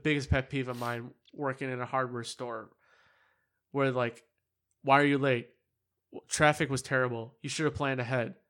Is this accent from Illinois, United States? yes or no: yes; Chicago, Illinois, United States; It's like, and it's like, see, I'm from Chicago.